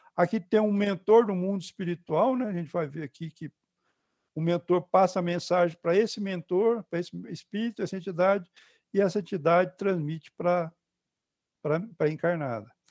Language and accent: Portuguese; Goiás, Brazil; um goiano, né, porque eu nasci em Goiás